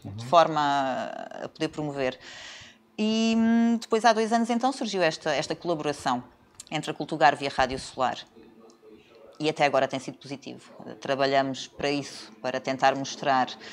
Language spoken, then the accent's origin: Portuguese; Setúbal, Portugal; moved away as an adult; also born or lived in Lisbon; now in Algarve, Portugal; sou de Setúbal.